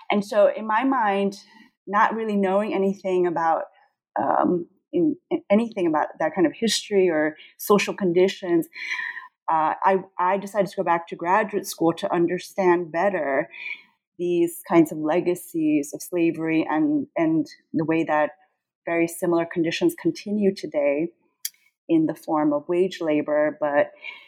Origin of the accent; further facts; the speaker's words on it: São Paulo, Brazil; born there; I was born in Sao Paulo, Brazil. And so for me, Brazilian culture has always been very much part of who I am and my sense of just identity.